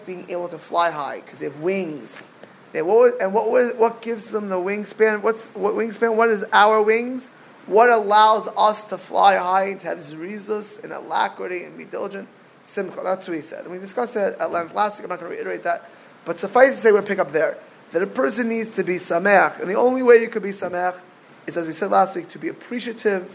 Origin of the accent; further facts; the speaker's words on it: South Florida, United States; I grew up in South Florida watching people waste away